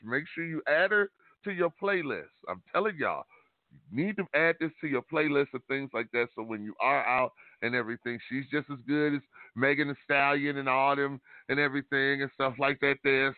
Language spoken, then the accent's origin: English; Detroit, Michigan, United States; moved away; I'm born and raised in Detroit